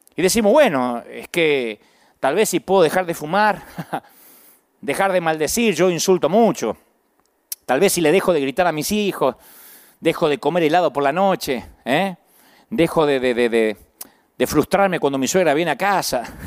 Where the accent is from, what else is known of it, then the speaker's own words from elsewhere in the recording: Billinghurst, Buenos Aires Province, Argentina; Por algo Dios hizo que yo naciera en Billinghurst, San Martín, Buenos Aires y no en Massachusetts. Por algo Dios me dio este acento y no otro